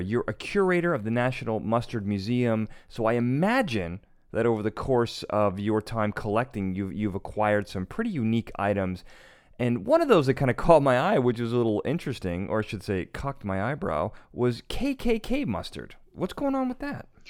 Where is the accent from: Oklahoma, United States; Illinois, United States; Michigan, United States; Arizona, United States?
Illinois, United States; Chicago; I'm from Chicago.